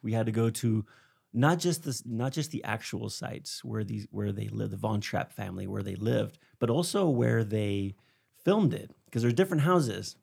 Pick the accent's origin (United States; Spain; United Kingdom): Spain; I grew up in Spain